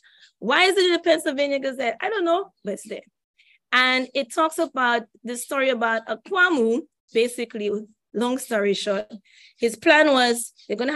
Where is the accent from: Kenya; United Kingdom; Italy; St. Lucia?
St. Lucia; I grew up in St. Lucia